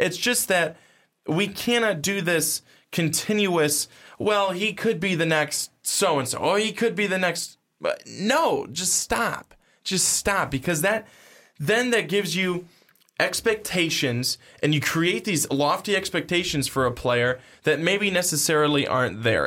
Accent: United States; as American sports people

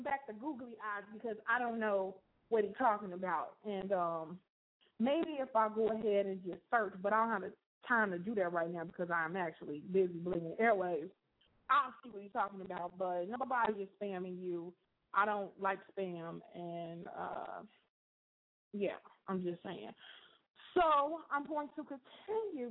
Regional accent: Chicago, Illinois, United States; my Chicago people

